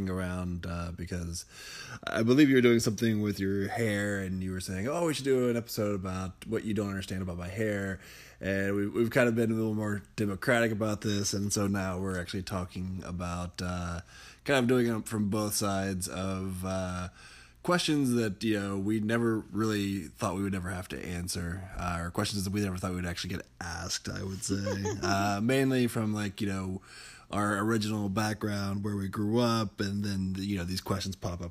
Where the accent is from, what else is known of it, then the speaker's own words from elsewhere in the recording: United States; I am an American American